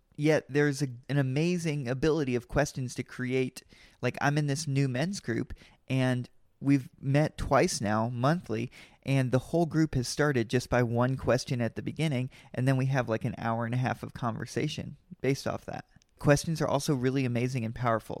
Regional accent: Kentucky, United States; I'm from Kentucky and I love Kentucky

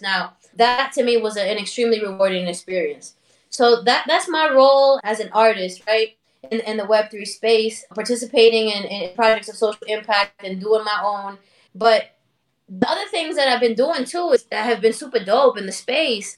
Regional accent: New York City, New York, United States; also born or lived in Dominican Republic; I was born in Harlem. I'm a, I'm a New York City native, raised in Washington Heights and in Dominican Republic

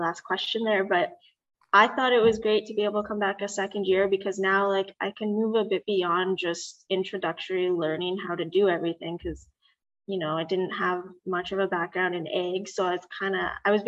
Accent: Brookdale, Manitoba, Canada; I grew up in Brookdale, Manitoba, so definitely a rural area

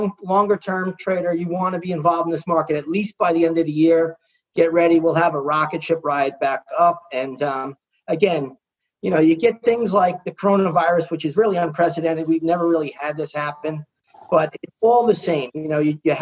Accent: New York, United States; I'm from New York

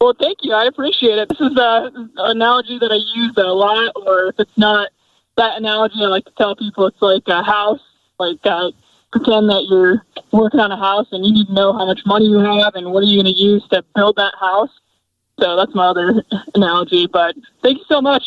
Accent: Michigan, United States; moved away as an adult; also born or lived in California; I grew up in Michigan

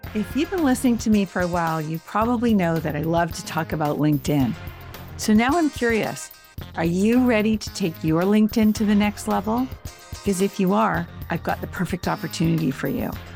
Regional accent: Canada; also born or lived in England; we moved from England to Canada when I was little

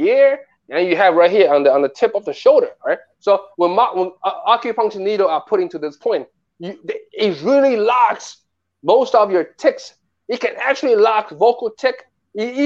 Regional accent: New York City, New York, United States; also born or lived in Nanjing, Jiangsu, China; I grew up in Bayside, Queens.

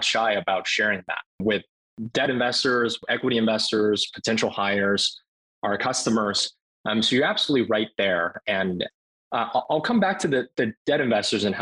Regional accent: Cambridge, Massachusetts, United States; I grew up in Cambridge, Massachusetts, and went to the Martin Luther King Jr. Elementary School in Cambridge.

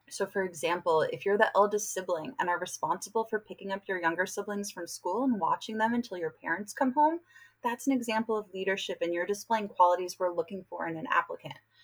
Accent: New York, United States; now in San Diego, United States; I'm from New York and I recruit often on the East Coast for UC San Diego

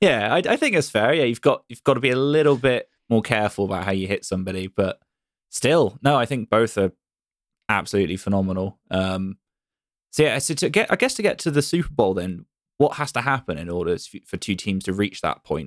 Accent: Bristol, South West England, United Kingdom; my hometown's Bristol

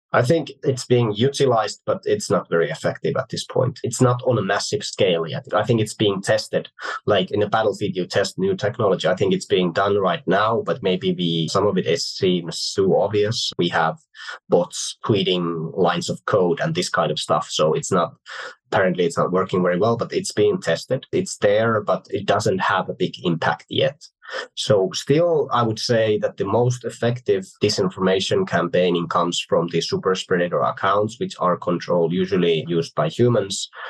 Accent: Finland; I like to bring up Finland. Well, it's my home country

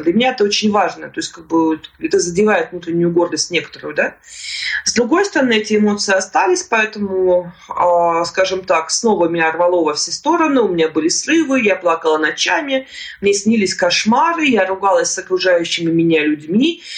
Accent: Yaroslavl, Yaroslavl Oblast, Russia; moved away as an adult; now in Moscow, Russia; я жила до этого времени в Ярославле

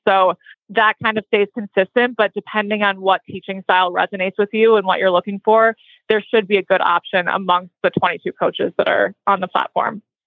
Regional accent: Minnesota, United States; moved away; also born or lived in Ocala, Florida; we grew up in Minnesota riding horses, but from a non equestrian family

